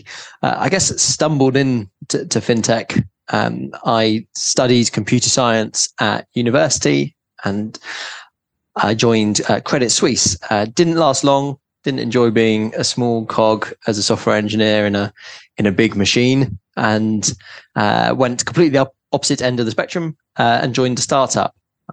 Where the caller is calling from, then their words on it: London, United Kingdom; also born or lived in New York; I'm calling in from London